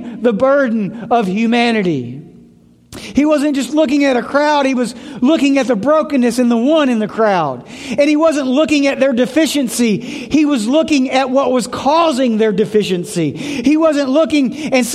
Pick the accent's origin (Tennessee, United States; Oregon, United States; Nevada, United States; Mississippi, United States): Tennessee, United States; Memphis; moved away; I grew up in Memphis. Really, really rough part of Memphis